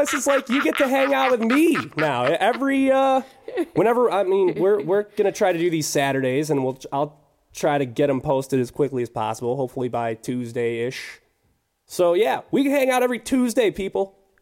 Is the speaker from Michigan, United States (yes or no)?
yes; Clarkston, Michigan, United States; We're from Clarkston, by the way. Both of us are from Clarkston